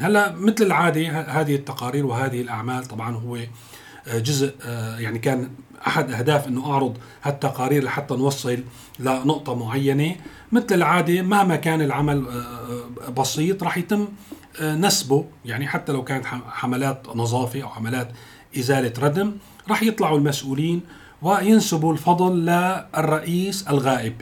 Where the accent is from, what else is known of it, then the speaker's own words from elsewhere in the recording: Syria; now in Turkey; نحن كسوريين